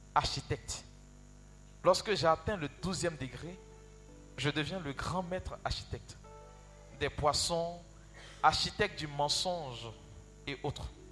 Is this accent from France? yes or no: no; Yopougon, Abidjan, Côte d’Ivoire; Chez nous, à Yopougon